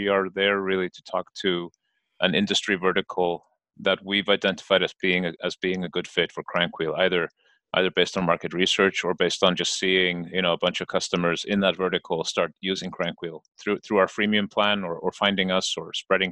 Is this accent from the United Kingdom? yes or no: no; Iceland; I'm from Iceland